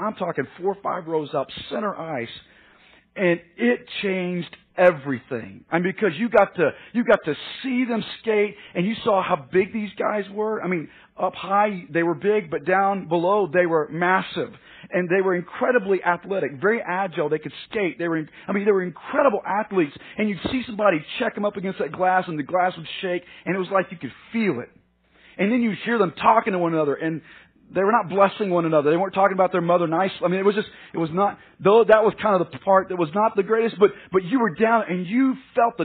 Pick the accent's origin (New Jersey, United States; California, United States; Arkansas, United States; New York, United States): Arkansas, United States; moved away as an adult; also born or lived in Dallas; I was born and raised in Arkansas